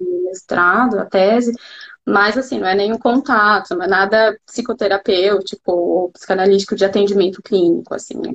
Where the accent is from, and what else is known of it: Brazil; first language Portuguese; moved away as an adult; now in Munich, Germany